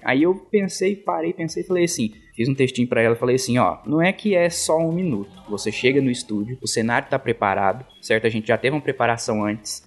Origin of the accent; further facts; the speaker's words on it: Guaíra, São Paulo, Brazil; moved away; Guaíra, que é minha cidade natal